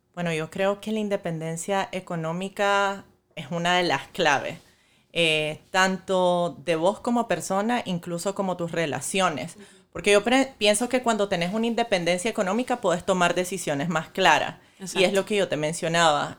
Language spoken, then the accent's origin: Spanish; Nicaragua; moved away as an adult; now in Miami, United States; yo soy nicaragüense y vivo aquí desde hace cinco años.